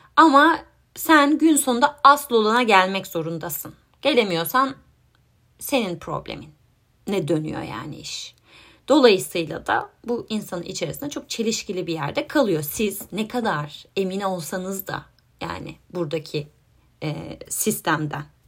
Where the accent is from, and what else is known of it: Turkey; moved away